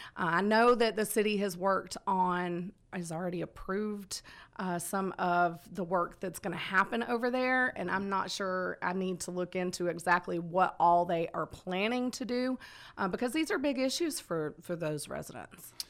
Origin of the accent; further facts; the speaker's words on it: Conyers, Georgia, United States; also born or lived in Marietta, Georgia / Dallas, Georgia; now in Villa Rica, United States; I'm a Georgia girl, born and raised. Uh, I was born in Marietta, grew up out in Conyers